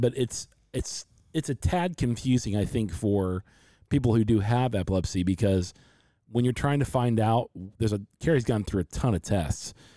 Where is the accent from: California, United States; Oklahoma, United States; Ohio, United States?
Ohio, United States; Loveland; also born or lived in Forest Park, Ohio; we come from the Midwest, come to Cincinnati, Ohio, a little suburb outside Cincinnati called Loveland.